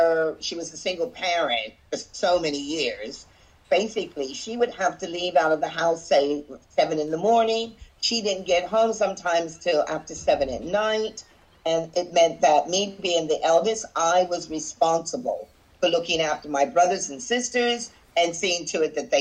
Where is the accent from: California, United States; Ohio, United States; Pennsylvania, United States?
Pennsylvania, United States; Wayne; also born or lived in Virginia; now in Brighton, United Kingdom; growing up in the suburbs of Philadelphia area